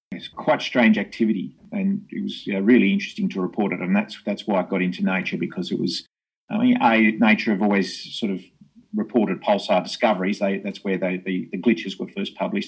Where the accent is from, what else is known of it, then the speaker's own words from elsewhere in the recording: Hobart, Tasmania, Australia; I grew up in Hobart in Tasmania and uh, born and bred here